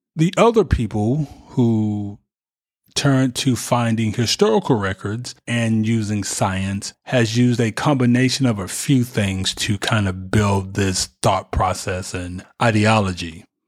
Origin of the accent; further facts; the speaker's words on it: United States; we are American, even though we were born here